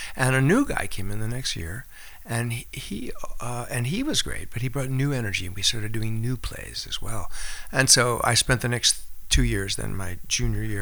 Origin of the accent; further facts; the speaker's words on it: Springfield, Massachusetts, United States; moved away as an adult; also born or lived in North Conway, New Hampshire / Fryeburg, Maine / New York / Los Angeles; now in Nantucket, United States; I grew up in Western Mass